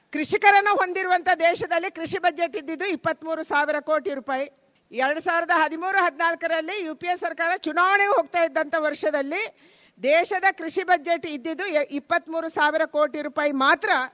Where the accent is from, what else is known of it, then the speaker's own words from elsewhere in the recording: Dakshina Kannada, Udupi, Karnataka, India; ನಾವು ದಕ್ಷಿಣ ಕನ್ನಡ ಉಡುಪಿಯವರು